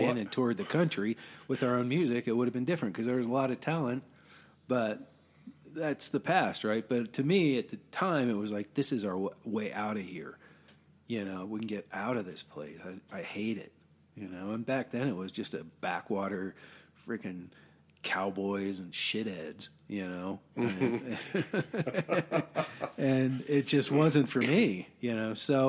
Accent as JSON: {"language": "English", "town": "Colorado Springs", "region": "Colorado", "country": "United States", "said": "So I came from the Colorado Springs kind of – hadn't really partied, hadn't done a whole lot to this, crazy scene, right?"}